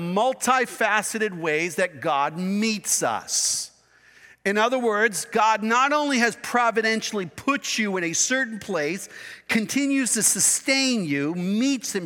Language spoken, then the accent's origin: English; United States; I was born in the United States of America